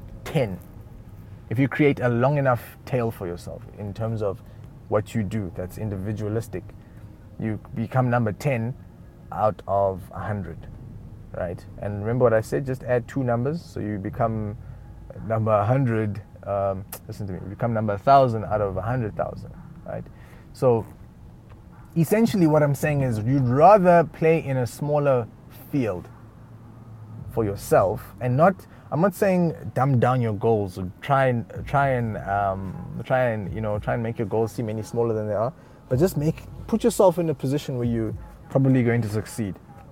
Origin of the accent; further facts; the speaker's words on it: South Africa; moved away; I am South African, but I'm not. I don't speak any of the official languages except for English. Comfortably. That's another thing. I'm not from this country originally.